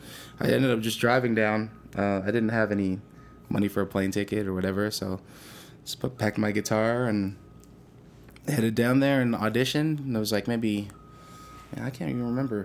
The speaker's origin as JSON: {"language": "English", "town": "Toronto", "region": "Ontario", "country": "Canada", "tie": "born or raised there", "said": "growing up in Scarborough at that time"}